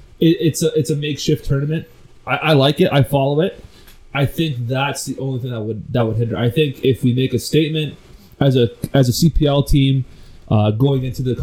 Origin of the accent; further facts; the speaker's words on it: Canada; being a Canadian